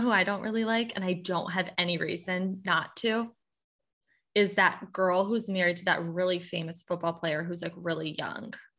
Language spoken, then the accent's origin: English; Michigan, United States; I'm from, I'm from the Midwest. This is literally just how we talk.